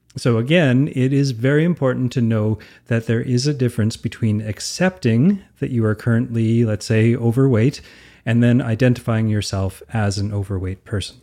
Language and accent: English; Alberta, Canada; I'm from Alberta